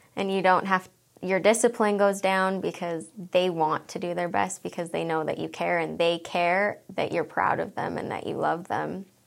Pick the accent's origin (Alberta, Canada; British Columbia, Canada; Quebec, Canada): Alberta, Canada; Wetaskiwin; moved away as an adult; also born or lived in Edmonton, Canada; now in Magrath, Canada; I grew up in Wetaskiwin, Alberta